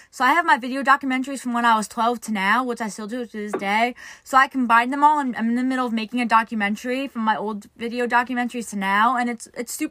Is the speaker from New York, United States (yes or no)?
yes; New York, United States; so I'm from New York. Many people. I'm from New York, and the New York traffic to get out of like New York is worst, worst probably.